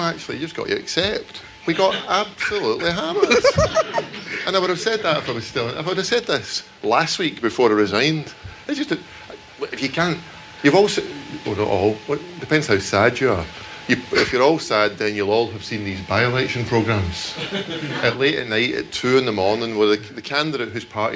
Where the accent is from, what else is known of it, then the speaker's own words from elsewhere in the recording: United Kingdom; I'm British, and happily British